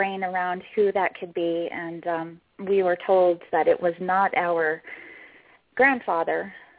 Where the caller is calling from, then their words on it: Boise, Idaho, United States; I'm calling from Boise.